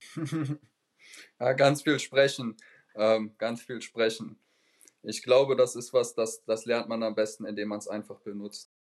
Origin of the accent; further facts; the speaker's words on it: Dortmund, North Rhine-Westphalia, Germany; first language German; now in Frankfurt, Germany; da wo ich herkomme, aus der äh, Region Dortmund, da spricht man zum Beispiel anderes Deutsch, als äh, wie man es hier in Frankfurt sprechen würde.